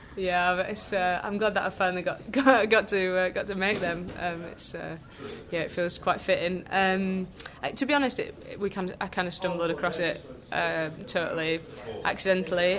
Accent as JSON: {"language": "English", "area": "Lancashire", "region": "North West England", "country": "United Kingdom", "moved": "yes", "lives_now": "Yorkshire, United Kingdom", "said": "I am super northern. Uh, I'm from Lancashire. I live in Yorkshire."}